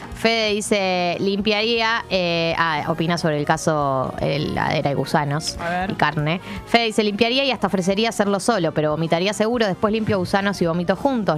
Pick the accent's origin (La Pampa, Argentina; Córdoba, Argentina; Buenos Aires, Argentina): Buenos Aires, Argentina; Como persona porteña de cemento